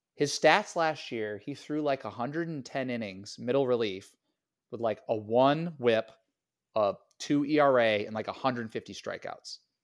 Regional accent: Niantic, Connecticut, United States; I played for Niantic, Connecticut Legion

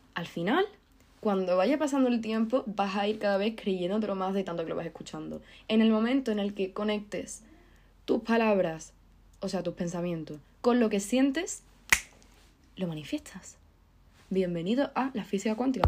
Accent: Andalusia, Spain; que soy andaluza

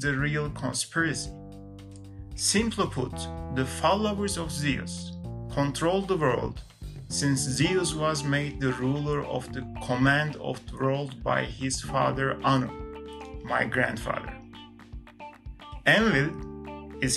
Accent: Canada; I'm not American, I'm Canadian

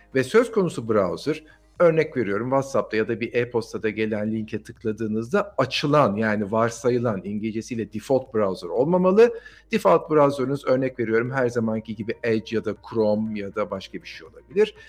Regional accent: Turkey; biz Türkler olarak

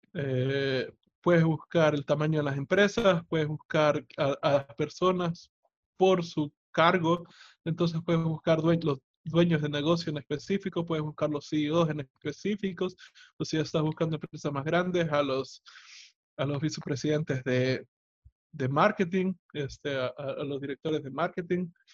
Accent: El Salvador; en mi país, El Salvador

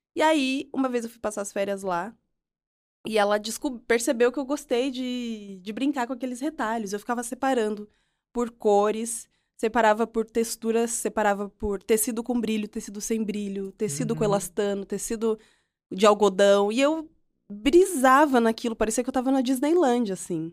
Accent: Piracicaba, São Paulo, Brazil; eu cresci em nasci e uhum. cresci em Piracicaba, na né, interior de São Paulo.

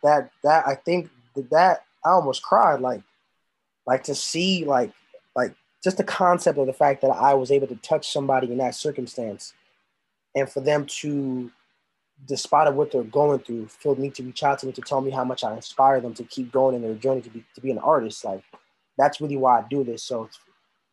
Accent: Lagos, Nigeria; moved away; property of Lagos. That's where I was born

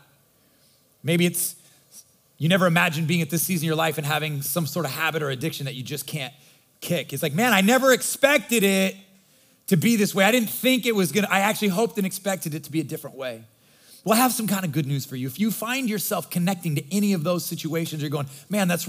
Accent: Nebraska, United States; I grew up in Nebraska, God's country, and my mom was from Michigan

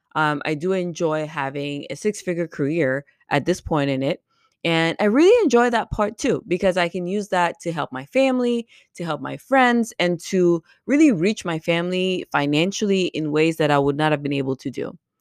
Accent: Cameroon; moved away as an adult; also born or lived in Caribbean; now in United States; I'm from Cameroon, and I was born and raised there

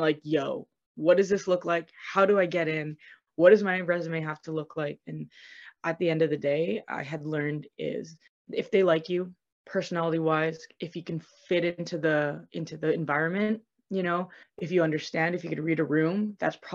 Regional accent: Vancouver, British Columbia, Canada; moved away as an adult; now in Brampton, Canada; I'm from Vancouver, BC

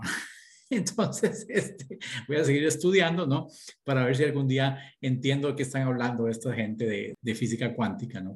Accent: Escazú, San José, Costa Rica; moved away; yo nací en Costa Rica, toda mi infancia la pasé en la zona de Escazú

